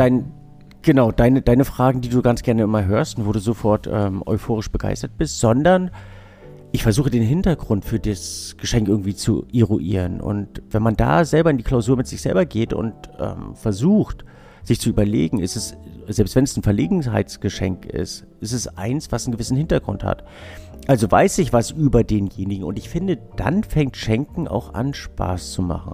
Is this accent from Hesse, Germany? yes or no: no; Binz, Mecklenburg-Vorpommern, Germany; ich, ich bin in Binz groß geworden